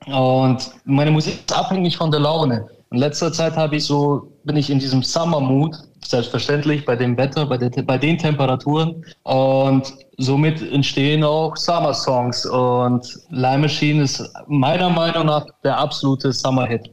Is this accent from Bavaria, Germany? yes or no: yes; Augsburg, Bavaria, Germany; ich bin aus Augsburg